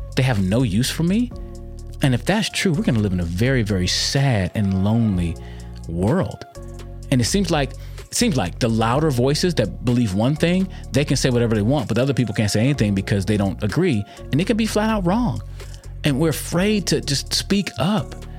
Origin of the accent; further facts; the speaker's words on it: United States; My heritage that I can see comes from America. I'm an American.